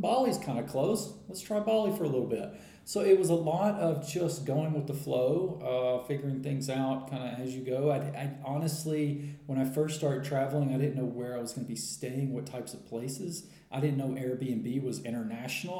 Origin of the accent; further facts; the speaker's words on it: United States; moved away as an adult; I'm from America, uh, but I have been traveling for uh, full time for about four years now